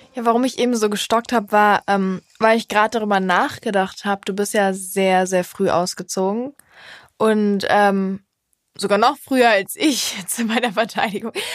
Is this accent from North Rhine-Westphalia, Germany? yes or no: yes; Cologne, North Rhine-Westphalia, Germany; ich komme aus Köln